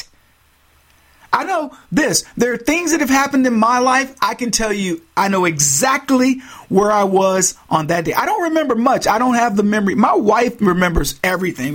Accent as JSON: {"language": "English", "region": "Texas", "country": "United States", "moved": "yes", "said": "as a Texan"}